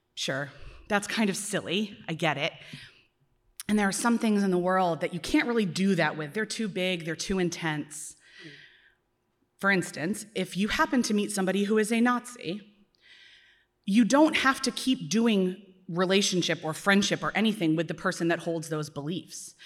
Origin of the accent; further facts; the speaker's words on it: Philadelphia, Pennsylvania, United States; as a Philadelphian